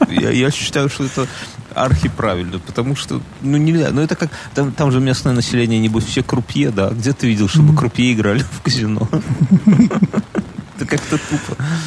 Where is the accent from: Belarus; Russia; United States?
Belarus; мы, как белорусы